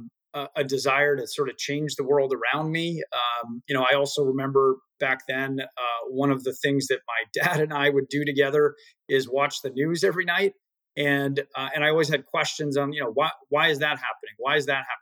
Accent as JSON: {"language": "English", "town": "Acton", "region": "Massachusetts", "country": "United States", "tie": "born or raised there", "also_born_or_lived": "Chicago", "said": "I grew up in a town called Acton, sort of northwest of the city."}